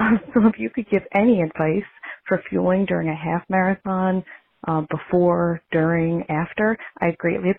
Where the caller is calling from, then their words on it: Long Island, New York, United States; I'm calling from Long Island, New York.